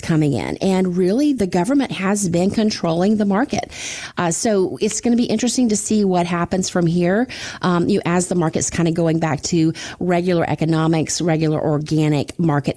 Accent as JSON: {"language": "English", "region": "Florida", "country": "United States", "tie": "born or raised there", "said": "growing up in Florida"}